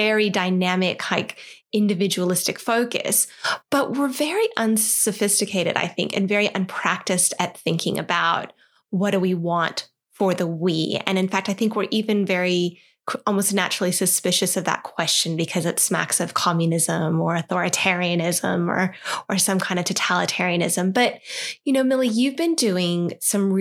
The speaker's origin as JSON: {"language": "English", "country": "United States", "accent": "American", "moved": "as an adult", "lives_now": "Australia", "said": "this girl sounds a bit American"}